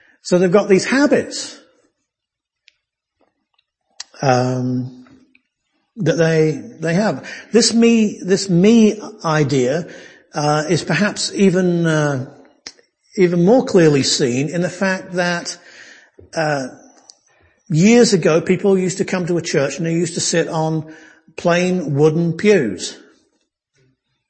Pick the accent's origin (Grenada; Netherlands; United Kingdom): United Kingdom; now in United States; I'm a Brit